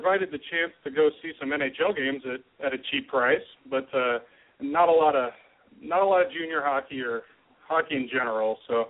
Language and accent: English; Tri-Cities, Washington, United States; I grew up in the Tri-Cities, born and raised there.